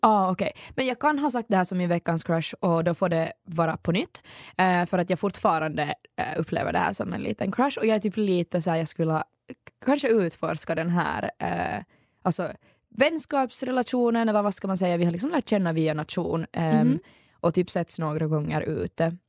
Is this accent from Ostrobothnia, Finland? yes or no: no; Ekenäs, Uusimaa, Finland; Hon är faktiskt från min hemstad